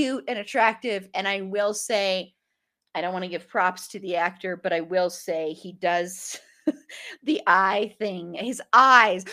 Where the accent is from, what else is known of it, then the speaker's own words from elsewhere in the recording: Colorado, United States; we are both from Colorado